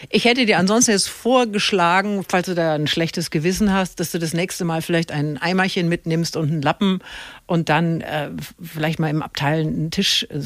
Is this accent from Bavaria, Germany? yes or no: yes; Bavaria, Germany; äh, ich komme aus Bayern, also sogar